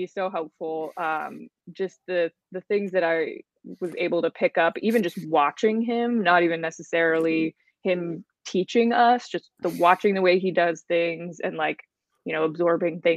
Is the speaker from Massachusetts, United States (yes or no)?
no; Maryland, United States; I'm from Maryland. So take her out of Texas and bring her to my home turf.